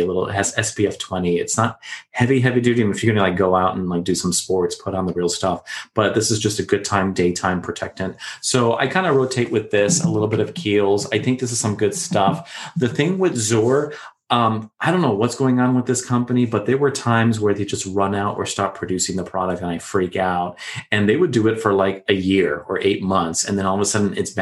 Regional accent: Florida, United States; us growing up in Florida with all the humidity and the heat

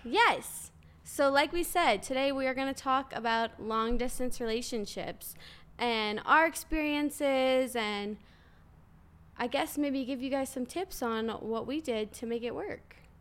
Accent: New Orleans, Louisiana, United States; I'm from New Orleans

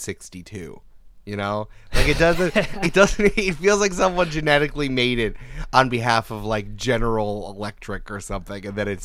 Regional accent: Canada; Hey, I'm Frenching over here. I'm Canadian over here.

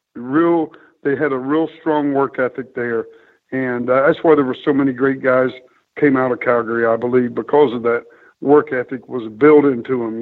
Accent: Chillicothe, Ohio, United States; as a six year old boy growing up in Chillicothe, Ohio

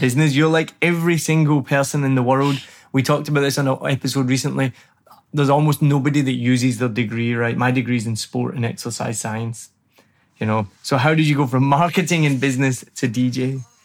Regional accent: Glasgow, Scotland, United Kingdom; now in Saigon, Vietnam; I'm from Glasgow

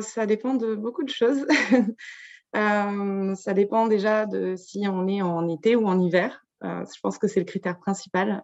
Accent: Brittany, France; je viens de Bretagne, enfin, c'est là où j'ai grandi

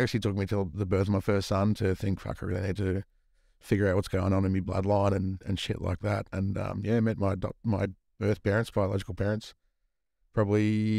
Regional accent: Queensland, Australia; I actually grew up, oddly enough, on a flower farm up in Queensland, mate. Growing carnations.

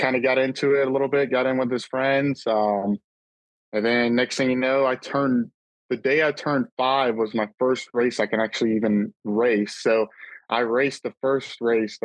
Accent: Florida, United States; I'm from Florida

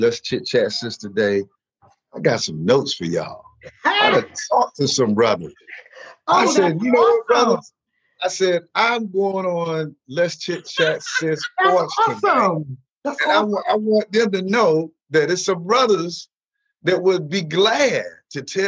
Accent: New Bern, North Carolina, United States; moved away; also born or lived in Newport News, Virginia / Los Angeles; I'm originally from New Bern, North Carolina, proud country boy, but by way of Newport News, the 757

